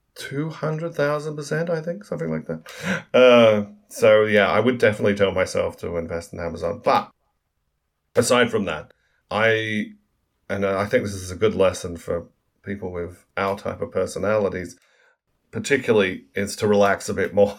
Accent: Australia; moved away as an adult; also born or lived in New York, United States / London, United Kingdom

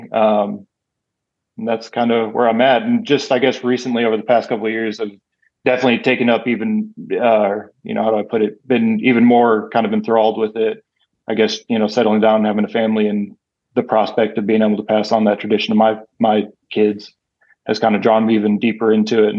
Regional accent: Waukegan, Illinois, United States; moved away; also born or lived in Texas; I grew up outside of Chicago, about 45 minutes outside of Chicago, a place called Waukegan, Illinois

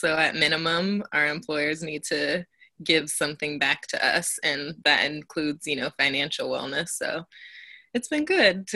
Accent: Elk Grove, California, United States; now in San Francisco, United States; I live and work in the Bay in San Francisco, but I am from Elk Grove, California, originally

